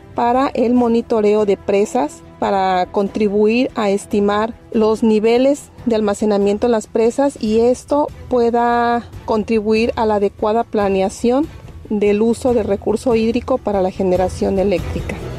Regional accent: Xalapa, Veracruz, Mexico; moved away as an adult; now in Mazatlán, Mexico; soy de Jalapa, Veracruz

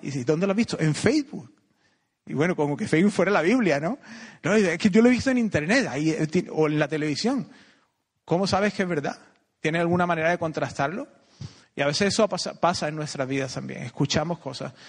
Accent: Córdoba, Andalusia, Spain; moved away as an adult; also born or lived in United States; now in Costa Rica; nací aquí, iba al Colegio Salvador Vinuesa, que está aquí cerca, jugué un montón

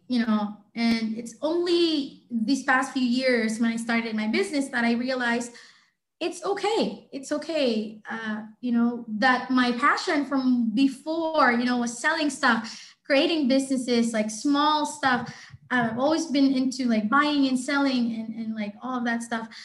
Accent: Philippines; in my home country, the Philippines

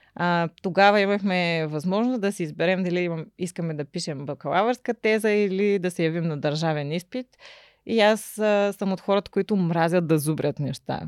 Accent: Ruse, Ruse Province, Bulgaria; also born or lived in Shumen / Varna; Рус е моя роден град

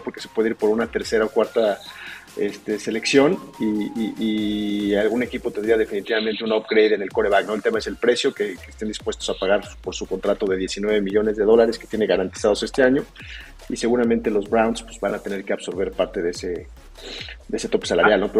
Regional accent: Mexico City, Mexico; Estoy basado aquí en la Ciudad de México, soy originario de aquí.

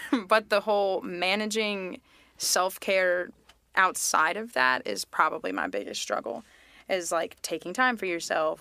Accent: Mint Hill, North Carolina, United States; also born or lived in Tennessee / Charlotte; growing up in Mint Hills

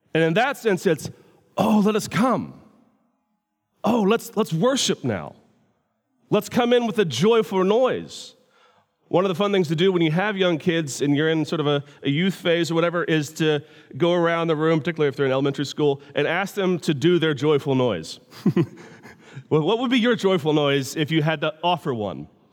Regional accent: United States; I'm from America

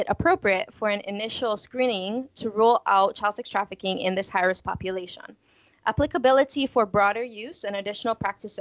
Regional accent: Jamaica; moved away as an adult; also born or lived in Houston, Texas; now in United States; growing up in Jamaica

